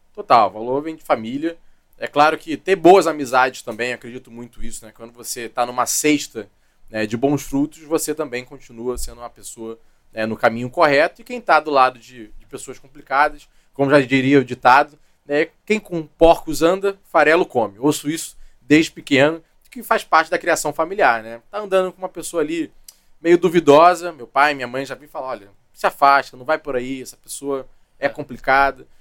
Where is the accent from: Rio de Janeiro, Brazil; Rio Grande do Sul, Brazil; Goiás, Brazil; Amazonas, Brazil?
Rio de Janeiro, Brazil; also born or lived in Duque de Caxias / Barra da Tijuca; Eu nasci em Caxias, a família é de lá, depois fui criado na ilha